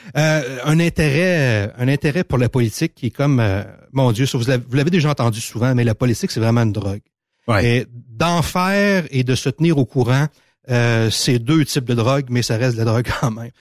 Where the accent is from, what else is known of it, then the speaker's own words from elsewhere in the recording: Montmagny, Quebec, Canada; j'ai grandi à Montmagny.